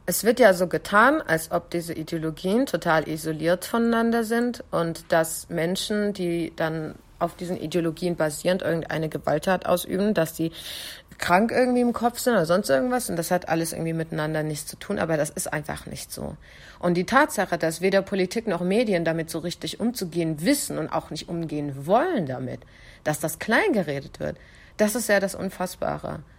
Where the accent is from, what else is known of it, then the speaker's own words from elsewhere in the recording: Kurdistan Region, Iraq; Ich habe tatsächlich sogar viele Anrufe aus meiner Heimat, also hier aus ähm, Südkurdistan bekommen.